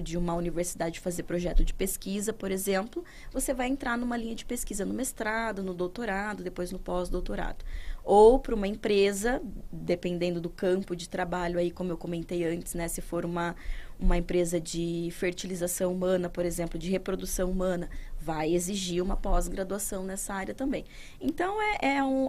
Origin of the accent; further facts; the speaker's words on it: interior of São Paulo, Brazil; moved away; lá na minha cidade, que eu sou do interior de São Paulo, uhum. não sou daqui